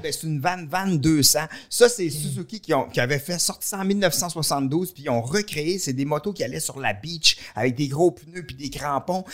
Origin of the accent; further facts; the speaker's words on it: Victoriaville, Quebec, Canada; also born or lived in Warwick / Montreal; on vient de Victoriaville, moi, puis Michel